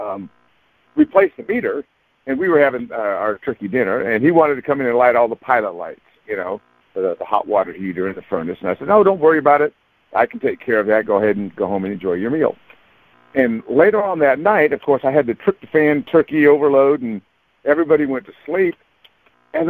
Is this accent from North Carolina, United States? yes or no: no; San Bernardino, California, United States; the church where I grew up in San Bernardino.